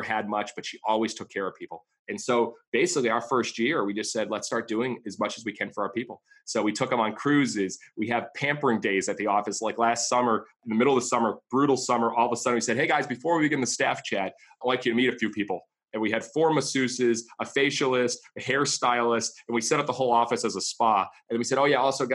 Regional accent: Massachusetts, United States; moved away as an adult; also born or lived in Savannah, Georgia; I grew up in Massachusetts, and only child, and parents got divorced.

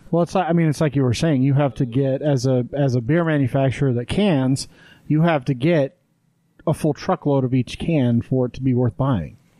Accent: Wyoming, United States; moved away; we grew up in Wyoming

